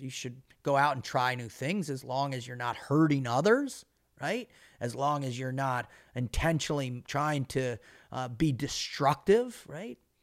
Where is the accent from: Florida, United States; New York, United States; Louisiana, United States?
Florida, United States; Boca Raton; as a kid growing up in Boca Raton, Florida